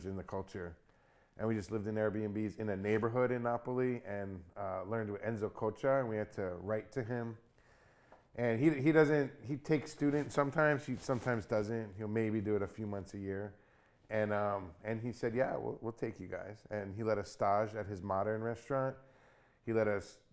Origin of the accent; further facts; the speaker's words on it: Hawaii, United States; also born or lived in New York; I was born in New York. I moved here when I was 10. And the thing I remember missing here from childhood was pizza. And I feel I grew up in Hawaii.